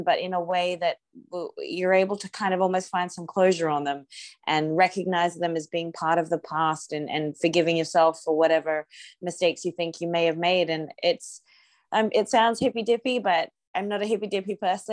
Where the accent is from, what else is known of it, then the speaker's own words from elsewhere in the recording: Australia; moved away; also born or lived in Afghanistan / Ukraine; I'm Australian, I hadn't been home to Australia since 2014